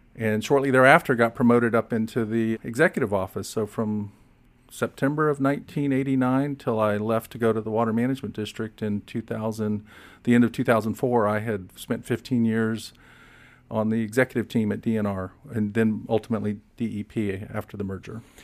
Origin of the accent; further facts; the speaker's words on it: Fort Walton Beach, Florida, United States; I was fortunate to end up in Fort Walton Beach, my dad was stationed at Eglin when I was four years old